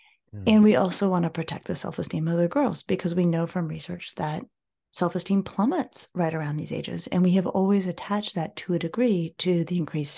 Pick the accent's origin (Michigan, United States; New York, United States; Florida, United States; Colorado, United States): Colorado, United States; I grew up in Colorado and I grew up skiing and I grew up, you know, playing outdoors with my friends